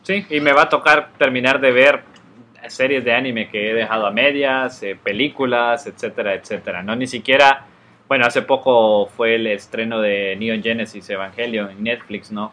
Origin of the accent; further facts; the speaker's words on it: Honduras; Nosotros somos hondureños y viajábamos a Guatemala porque mi mamá es guatemalteca